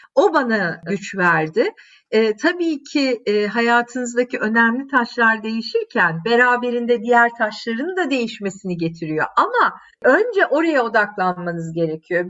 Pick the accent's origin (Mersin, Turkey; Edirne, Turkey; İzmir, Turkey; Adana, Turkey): Adana, Turkey; moved away as an adult; also born or lived in Istanbul; ben yaşamışım Adana'da 3 temel büyük caddenin üstünde e, gelmişim İstanbul'a